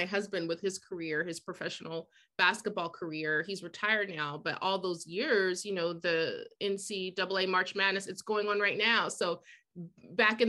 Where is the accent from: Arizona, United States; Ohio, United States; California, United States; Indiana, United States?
Ohio, United States; Columbus; moved away as an adult; also born or lived in New York City / New Hampshire; now in Boston, United States; growing up in Columbus, Ohio, where I'm from